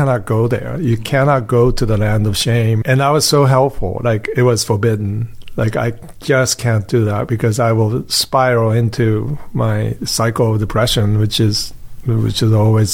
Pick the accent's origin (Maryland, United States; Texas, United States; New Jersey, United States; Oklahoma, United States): New Jersey, United States; growing up in Japanese-speaking household that was in New Jersey